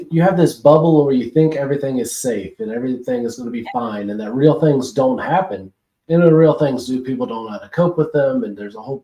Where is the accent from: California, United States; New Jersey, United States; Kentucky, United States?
Kentucky, United States; I'm from Kentucky